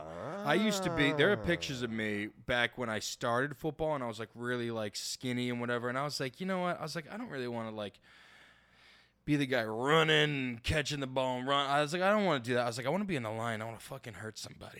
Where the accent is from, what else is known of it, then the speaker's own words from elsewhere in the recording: Boston, Massachusetts, United States; I'm from the Boston area